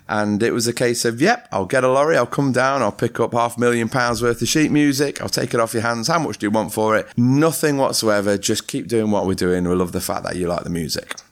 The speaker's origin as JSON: {"language": "English", "town": "Ripley", "region": "East Midlands", "country": "United Kingdom", "tie": "born or raised there", "said": "when I grew up in Ripley Mill Hill, I grew up in a, an ex-mining type community."}